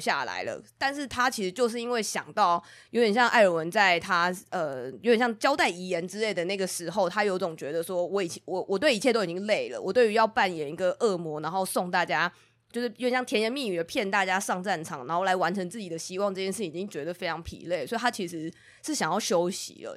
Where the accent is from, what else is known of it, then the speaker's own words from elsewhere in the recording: Taiwan; 我们是台湾人